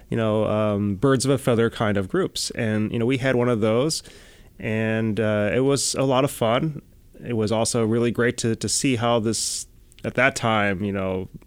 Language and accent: English; Chicago, Illinois, United States; also born or lived in Boston; Yeah, so I grew up. You know, I grew up in Chicago. I went to school in Boston.